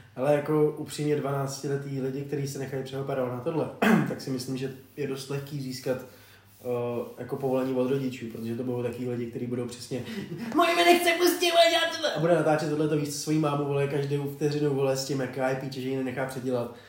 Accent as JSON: {"language": "Czech", "country": "Czechia", "said": "jako Čech"}